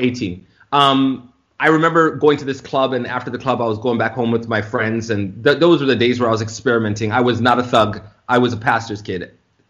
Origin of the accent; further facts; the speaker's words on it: Toronto, Ontario, Canada; moved away as an adult; also born or lived in Florida; I was born and raised in Toronto, Canada.